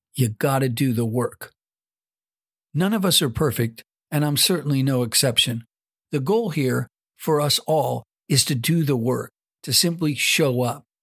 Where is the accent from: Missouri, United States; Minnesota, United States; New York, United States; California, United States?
California, United States; Southern; also born or lived in Central Coast, California; I was born and raised in Southern California, now residing in the Central Coast of California.